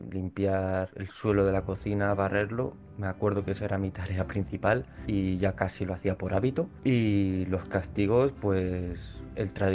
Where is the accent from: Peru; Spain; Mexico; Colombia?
Spain; Madrid, Community of Madrid; soy de Madrid, España.